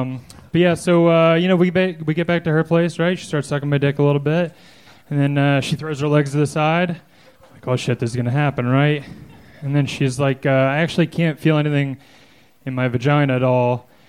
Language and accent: English; Pennsylvania, United States